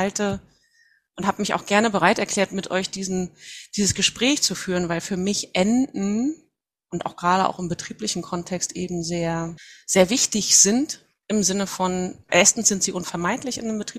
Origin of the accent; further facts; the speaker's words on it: Mecklenburg-Vorpommern, Germany; Ich bin Mecklenburgerin, komme von der Wismarischen Ostseeküste, 47 Jahre alt mittlerweile